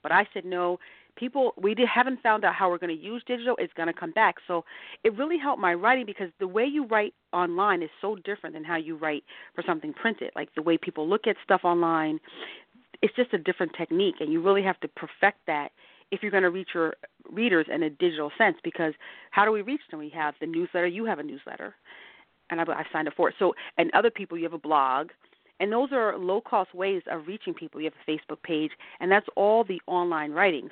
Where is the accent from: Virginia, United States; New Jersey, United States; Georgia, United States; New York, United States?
New Jersey, United States; I grew up in New Jersey. I grew up in a small town in New Jersey.